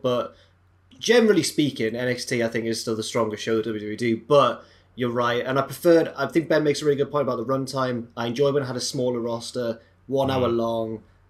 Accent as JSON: {"language": "English", "town": "Jarrow", "region": "North East England", "country": "United Kingdom", "said": "I am from Jarrow."}